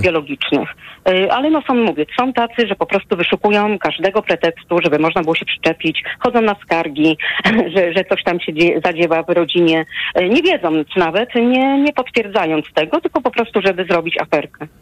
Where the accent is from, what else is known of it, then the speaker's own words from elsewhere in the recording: Łódź, Łódź Voivodeship, Poland; u nas w Łodzi